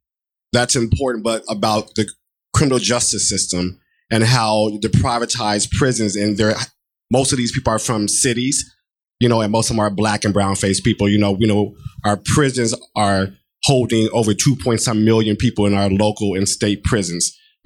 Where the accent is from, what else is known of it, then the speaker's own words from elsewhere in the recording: Chicago, Illinois, United States; now in Baltimore, United States; I'm originally from the Midwest, Chicago, but currently in Baltimore, so represent Maryland.